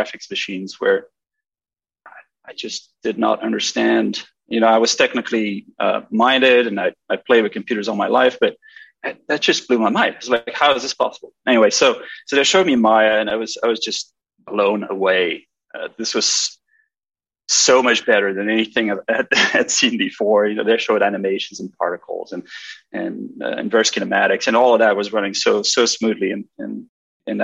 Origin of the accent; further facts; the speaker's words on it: Belgium; I'm from Belgium